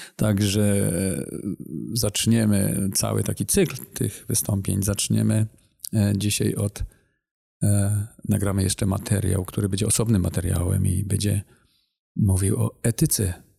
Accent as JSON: {"language": "Polish", "region": "Silesian Voivodeship", "country": "Poland", "moved": "yes", "lives_now": "Masuria, Poland", "said": "Pochodzę ze Śląska, teraz chwilowo mieszkamy na Mazurach."}